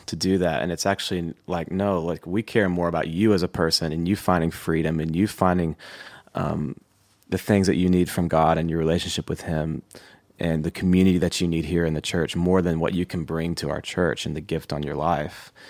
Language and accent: English; Thompson Station, Tennessee, United States; I grew up s, just south of Nashville in a little city called Thompson Station